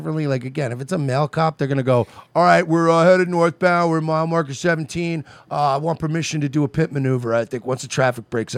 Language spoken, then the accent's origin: English; Florida, United States; we're from Florida